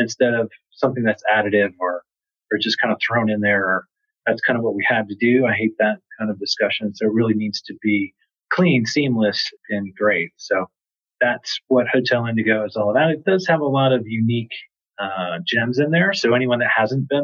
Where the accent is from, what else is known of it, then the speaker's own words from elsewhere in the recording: New York, United States; moved away as an adult; now in Atlanta, United States; I'm actually from New York. I've been down here for 15 years